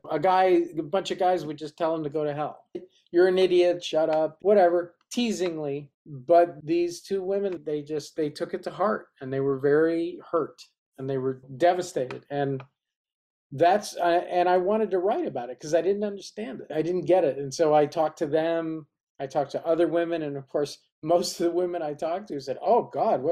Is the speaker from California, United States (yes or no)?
yes; Berkeley, California, United States; moved away as an adult; also born or lived in New York; now in Los Angeles, United States; I actually grew up in Berkeley, California